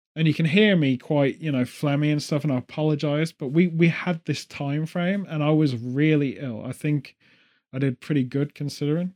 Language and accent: English; England, United Kingdom; as an English person